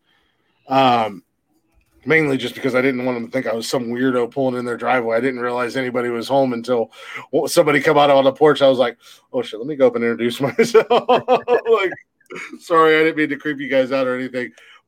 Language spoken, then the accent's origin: English; Ohio, United States; I'm just a country bumpkin. I'm from the middle of fucking nowhere-ass Ohio.